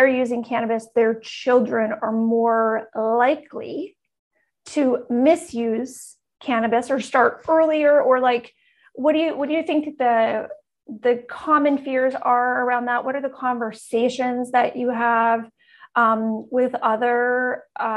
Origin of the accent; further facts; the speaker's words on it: Canada; I'm Canadian